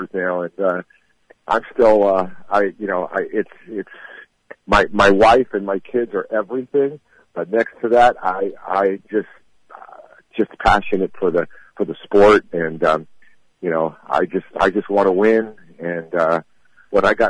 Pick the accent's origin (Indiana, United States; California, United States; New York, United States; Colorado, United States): California, United States; Los Angeles; I'm a West Coast boy, I'm from Hollywood, California